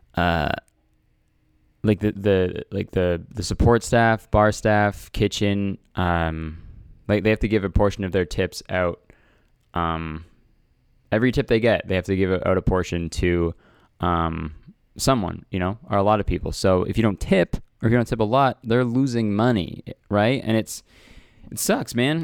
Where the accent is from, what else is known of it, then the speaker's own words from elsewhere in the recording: Canada; I'm Canadian